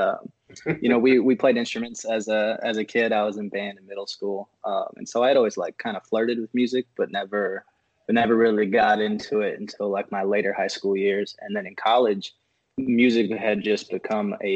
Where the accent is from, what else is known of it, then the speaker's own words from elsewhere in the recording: San Antonio, Texas, United States; also born or lived in Miami, Florida; I was actually raised my whole life in San Antonio from like when I was 6 months old, but I was actually born in Miami, Florida